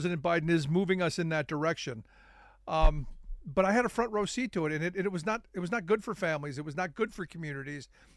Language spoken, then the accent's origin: English; Cleveland, Ohio, United States; I grew up in Cleveland, Ohio, where manufacturing was the game